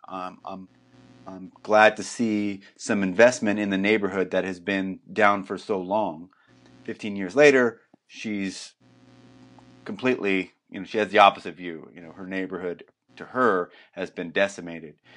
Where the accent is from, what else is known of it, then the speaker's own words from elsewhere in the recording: New Jersey, United States; also born or lived in New York City; now in Portland, United States; I'm originally from New Jersey